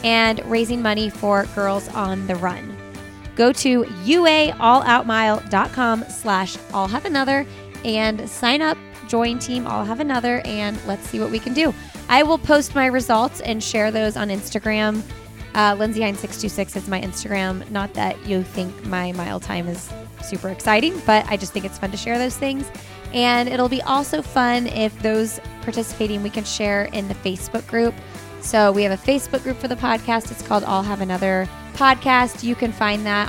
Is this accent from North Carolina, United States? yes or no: no; Bloomington, Indiana, United States; now in Raleigh, United States; I'm from Bloomington, Indiana, so I grew up in a college town